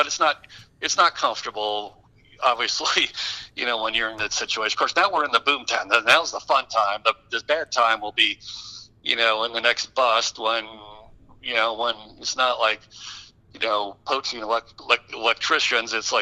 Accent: Detroit, Michigan, United States; I grew up in the Detroit area

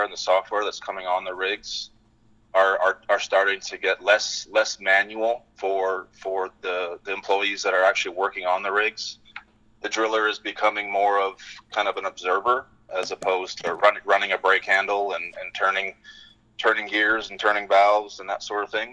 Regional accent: British Columbia, Canada; moved away as an adult; also born or lived in Gabon; now in Fort Worth, United States; I grew up in British Columbia, a small town north of Vancouver, about 3 hours.

